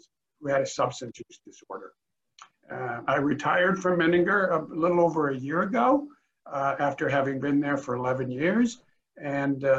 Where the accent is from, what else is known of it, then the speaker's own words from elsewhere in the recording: Rockford, Illinois, United States; also born or lived in Macomb, Illinois / Springfield, Illinois; I was born and raised in Illinois. I was born in Rockford, Illinois, which is about 90 miles northwest of Chicago. Went to high school there